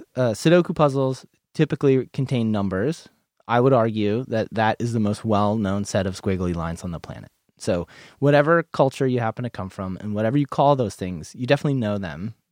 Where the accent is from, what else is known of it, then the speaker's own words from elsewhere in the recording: New England, United States; now in Portland, United States; I'm from New England